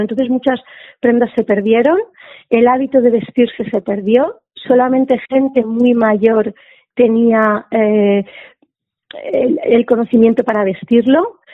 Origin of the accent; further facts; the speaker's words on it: interior of Alicante, Valencian Community, Spain; soy del interior de Alicante